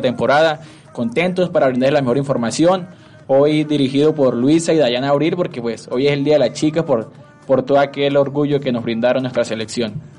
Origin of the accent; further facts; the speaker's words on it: Colombia; como buenos colombianos